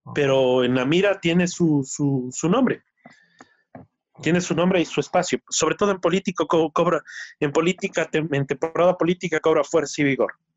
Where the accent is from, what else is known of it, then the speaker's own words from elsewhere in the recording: Ecuador; uno de los dos representantes ecuatorianos